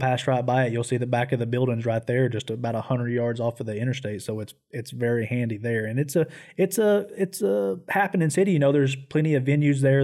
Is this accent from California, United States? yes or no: no; East Tennessee, United States; growing up in East Tennessee